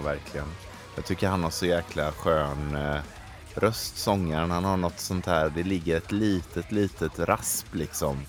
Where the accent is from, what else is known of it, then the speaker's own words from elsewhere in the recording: Gothenburg, Västra Götaland, Sweden; jag är från Göteborg